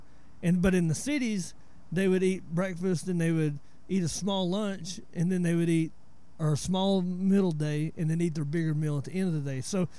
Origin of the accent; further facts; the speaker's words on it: northeast Georgia, United States; moved away as an adult; now in DeRidder, United States; I'm 41, so I grew up in the Appalachian Mountains, you know, northeast Georgia.